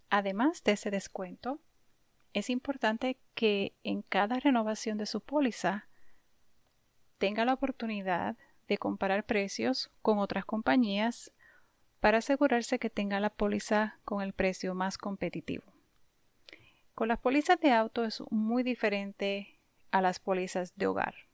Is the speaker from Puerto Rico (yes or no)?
yes; Puerto Rico; moved away; Cuando me mudé aquí, vine de Puerto Rico muy joven y en Puerto Rico nunca necesité tener un carro.